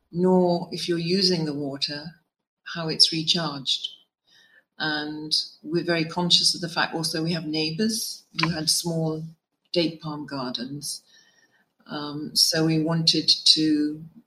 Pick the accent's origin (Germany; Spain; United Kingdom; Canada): United Kingdom; Worcestershire, West Midlands; moved away as an adult; now in Oman; I was born and raised in Worcestershire in the UK.